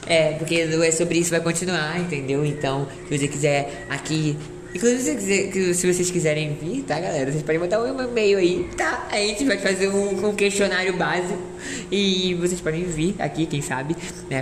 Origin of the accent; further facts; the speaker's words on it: Rio de Janeiro, Brazil; Eu sou carioca